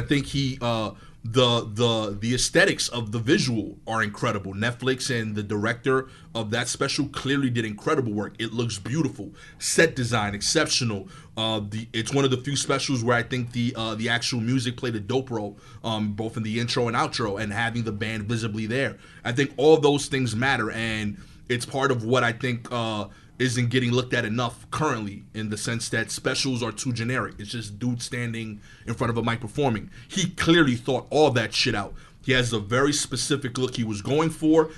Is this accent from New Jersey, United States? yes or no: no; New York City, New York, United States; I'm from East New York, Brooklyn